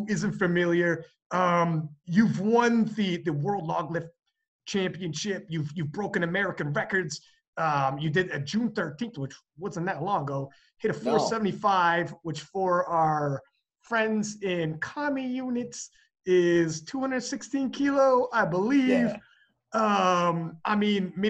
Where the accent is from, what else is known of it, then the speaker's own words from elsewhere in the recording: Canada; I'm from Canada